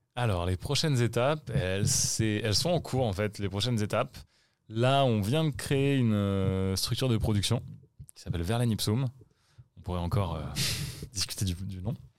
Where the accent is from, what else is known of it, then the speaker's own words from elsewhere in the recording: France; en tant que Français